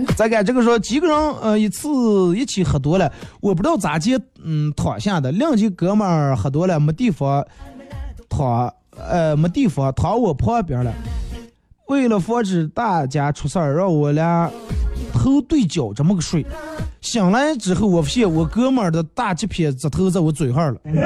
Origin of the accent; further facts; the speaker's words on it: Bayannur, Inner Mongolia, China; accent: Bameng dialect; 我是内蒙古的